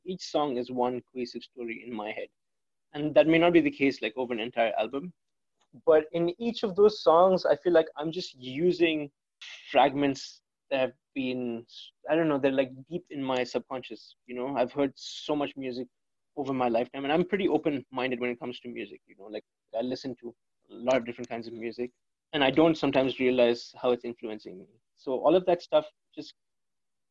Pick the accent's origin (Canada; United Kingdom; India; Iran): India; growing up in India